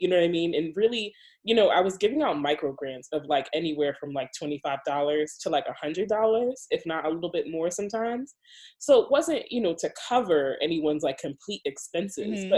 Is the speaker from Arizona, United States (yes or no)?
no; New York City, New York, United States; now in Baltimore, United States; I'm from the Bronx